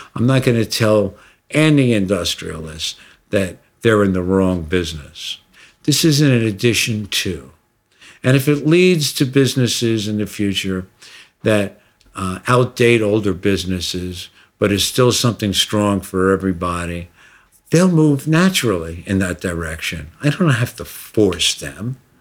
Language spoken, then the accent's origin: English; United States; I'm an American